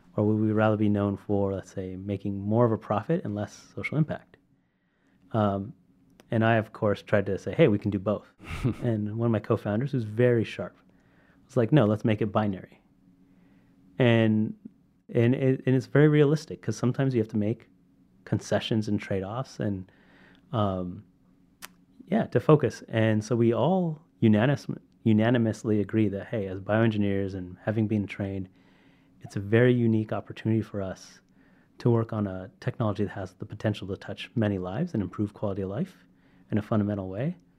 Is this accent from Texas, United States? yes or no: no; Sacramento, California, United States; I'm from Sacramento